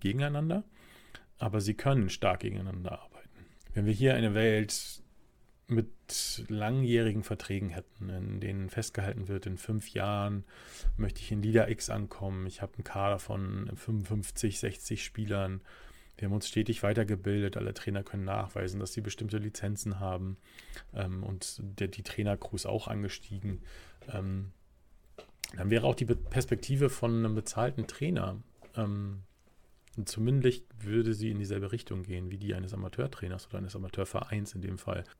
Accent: Germany; wir als Deutsche

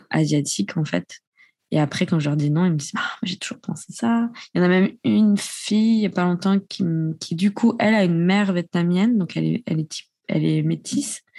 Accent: Japan; Quand je leur dis que j'ai grandi au Japon, ils me disent Ah, mais c'est pour ça, tes yeux.

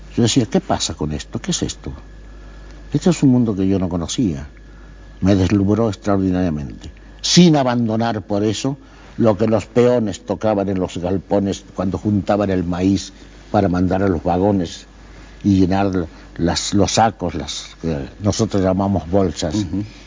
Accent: Pergamino, Buenos Aires Province, Argentina; moved away as an adult; also born or lived in Paris, France / Spain; me anotaron en el Pergamino porque era más fácil llegar. Yo nací en el Campo de la Cruz

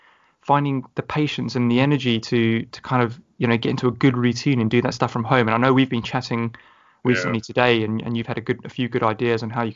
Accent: South Africa; being South African myself

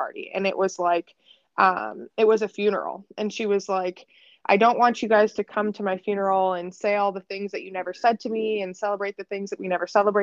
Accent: Erie, Pennsylvania, United States; I'm born and raised in Erie, Pennsylvania

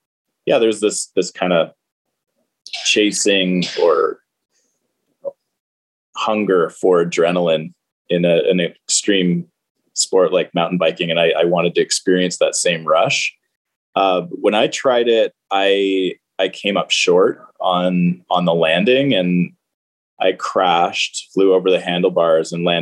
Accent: Stouffville, Ontario, Canada; also born or lived in Waterloo; I grew up in Stouffville

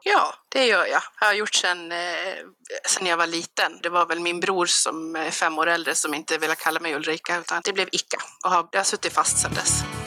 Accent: Avesta, Dalarna County, Sweden; moved away; Jag kommer från Avesta från början jag har inte bott där sedan 98

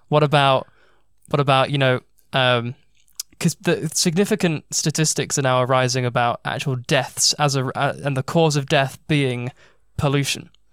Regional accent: United Kingdom

